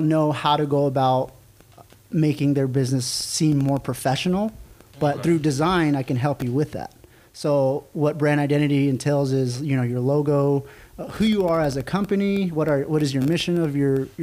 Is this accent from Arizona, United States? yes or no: yes; Tuba City, Arizona, United States; I am born and raised here in Arizona, northern Arizona, to be specific. That is... I went to high school, Tuba City